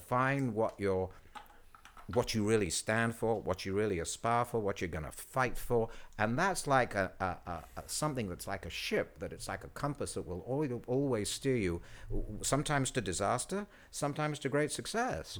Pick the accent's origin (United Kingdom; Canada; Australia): United Kingdom; England; moved away as an adult; now in United States; when I was growing up in England